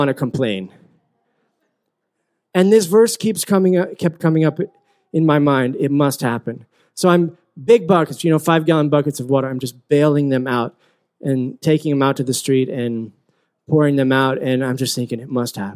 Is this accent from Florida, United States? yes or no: no; Utah, United States; moved away as an adult; also born or lived in Philippines; I grew up in Utah, and I grew up in this kind of bubble